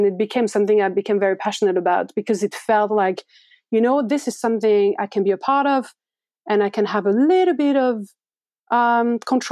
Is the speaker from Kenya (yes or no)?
no; France; moved away as an adult; now in New York, United States; growing up in France